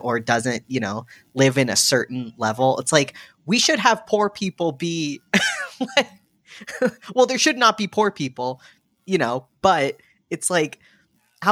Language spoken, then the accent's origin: English; United States; an American who's lived here forever